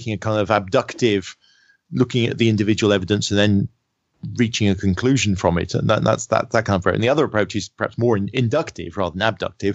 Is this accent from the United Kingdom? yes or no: yes; United Kingdom; me being British.